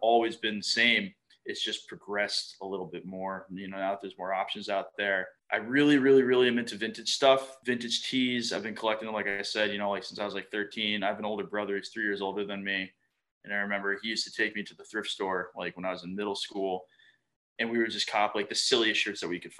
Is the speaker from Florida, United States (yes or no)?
yes; Fort Lauderdale, Florida, United States; I grew up in South Florida.